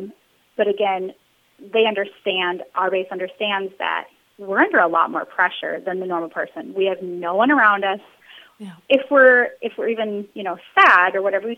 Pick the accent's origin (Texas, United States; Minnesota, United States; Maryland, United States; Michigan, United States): Minnesota, United States; moved away as an adult; also born or lived in Arkansas; we're from Minnesota originally, but we were stationed in Arkansas for like 9 years